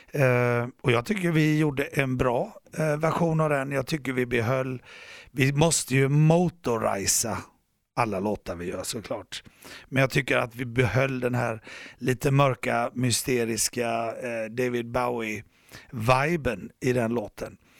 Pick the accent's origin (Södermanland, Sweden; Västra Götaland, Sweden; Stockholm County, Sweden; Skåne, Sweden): Västra Götaland, Sweden; Gothenburg; jag är en hissingsbo. Jag växte upp här i Göteborg.